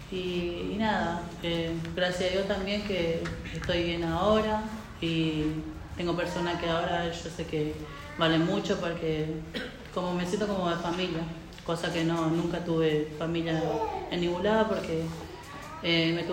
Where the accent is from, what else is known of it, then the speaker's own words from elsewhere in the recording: Paraguay; moved away; hace cinco años que vine de Paraguay y eso